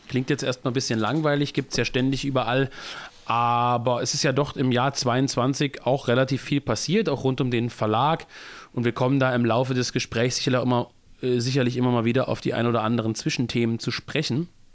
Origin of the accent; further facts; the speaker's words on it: Germany; als Deutscher